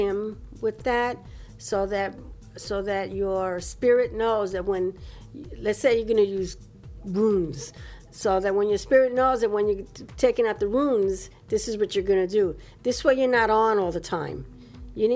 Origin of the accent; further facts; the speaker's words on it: New York, United States; We're from New York.